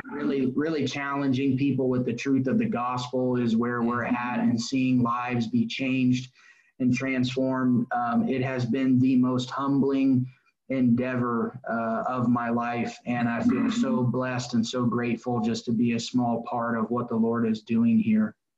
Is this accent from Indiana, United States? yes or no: yes; Indianapolis, Indiana, United States; also born or lived in Florida; So I grew up in Indianapolis on the west side. It's called Avon